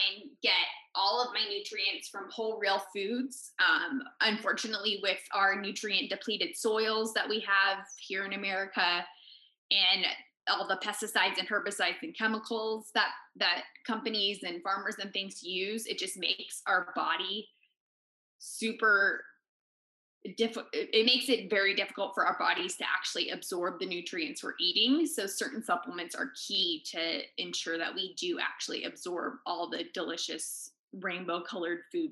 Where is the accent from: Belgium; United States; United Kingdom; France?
United States; California; now in Park City, United States; And I'm actually from California